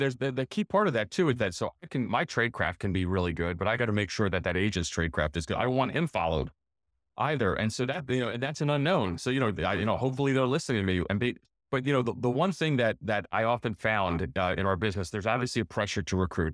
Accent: United States; we're from the United States of America

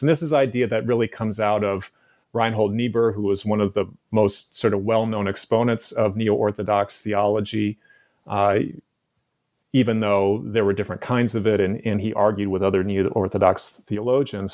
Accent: San Francisco, California, United States; also born or lived in San Diego; my childhood growing up in San Francisco in the nineteen seventies and nineteen eighties

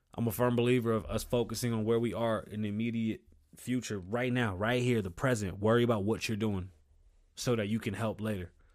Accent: New York City, New York, United States; I was born in the Bronx. I grew up with my grandparents.

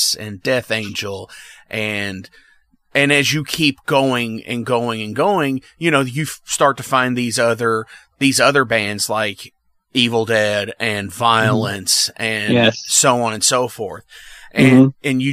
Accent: Indiana, United States; I'm a guy from Indiana

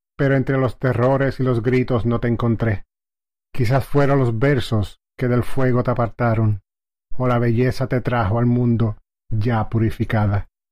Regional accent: Lajas, Puerto Rico; soy natural de Lajas, Puerto Rico

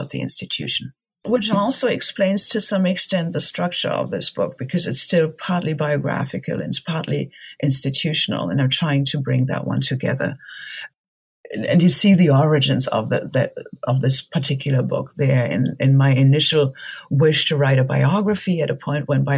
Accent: Germany; Growing up in Germany

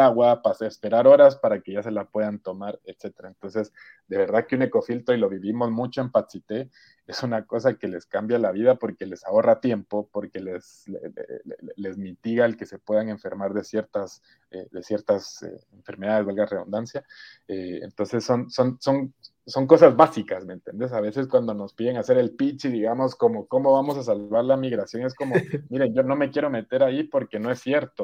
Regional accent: Guatemala; moved away as an adult; also born or lived in United States / England / Barcelona; soy guatemalteco

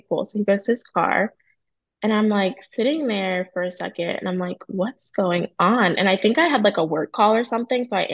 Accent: New Jersey, United States; now in Charlotte, United States; I'm from Jersey. We're both in Charlotte.

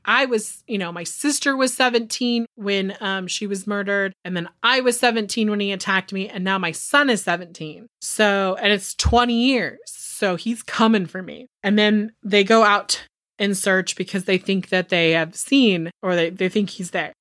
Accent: Northern California, United States; I'm from Northern California

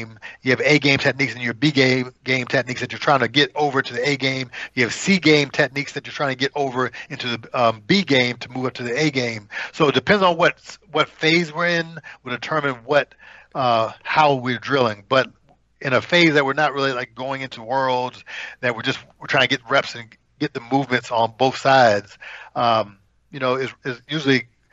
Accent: United States; we're from America

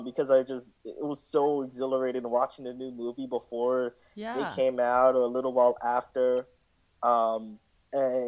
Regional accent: New York City, New York, United States; I grew up in Brooklyn and went to like Brooklyn middle schools

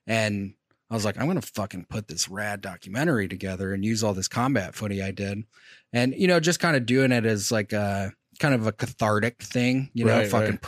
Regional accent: Michigan, United States; I'm from Michigan originally.

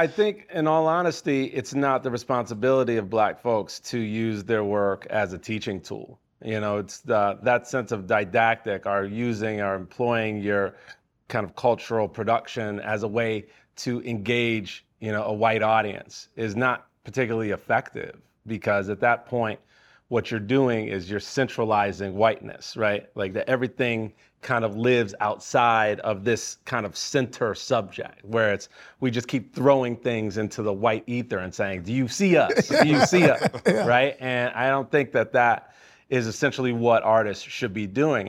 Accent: Chicago, Illinois, United States; I'm from Chicago.

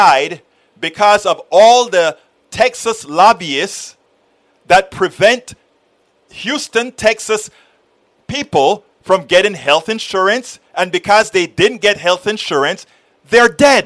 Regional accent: Panama; I'm from Panama, Central America

